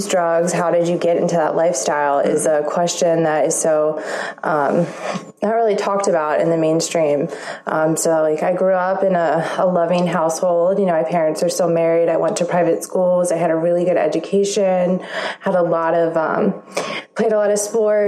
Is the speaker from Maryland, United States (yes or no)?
yes; Baltimore, Maryland, United States; I am from Baltimore, Maryland